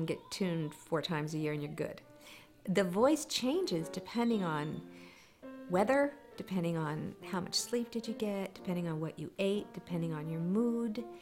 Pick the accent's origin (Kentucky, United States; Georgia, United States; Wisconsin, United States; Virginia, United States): Virginia, United States; McLean; moved away as an adult; also born or lived in Cincinnati, Ohio / New York; I grew up in McLean, Virginia